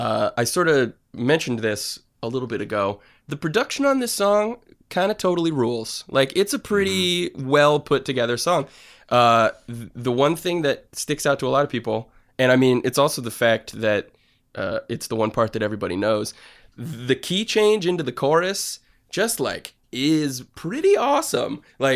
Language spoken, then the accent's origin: English; Ellington, Connecticut, United States; I am from Ellington, Connecticut.